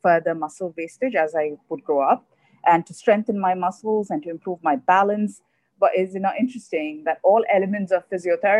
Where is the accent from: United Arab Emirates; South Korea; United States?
United Arab Emirates; Dubai; also born or lived in Kerala; I am originally from Kerala. That's where my parents are from. But I'm born and raised here in Dubai.